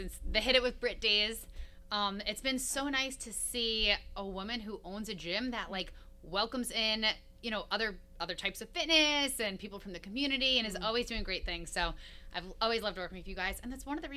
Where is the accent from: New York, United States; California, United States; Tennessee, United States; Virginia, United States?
New York, United States; Long Island; moved away as an adult; now in Albany, United States; I'm from Long Island. I moved up here to go to SUNY Albany.